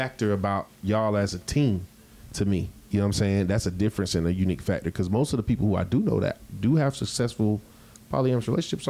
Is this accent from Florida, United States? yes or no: yes; Jacksonville, Florida, United States; So like I know I'm from Jacksonville.